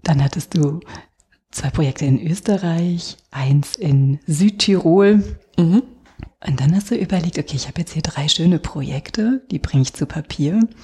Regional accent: Rhineland, Germany; wir kommen ja aus dem Rheinland

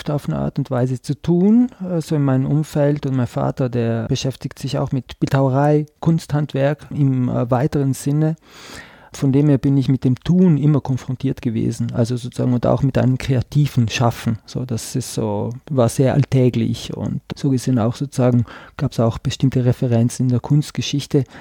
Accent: Trentino-Alto Adige, Italy; dass ich komme äh, aus Südtirol, also sozusagen diese deutschsprachige Minderheit in Italien, aber ich komme aus einem ladinischsprachigen Tal. Das ist nochmal eine andere Sprache.

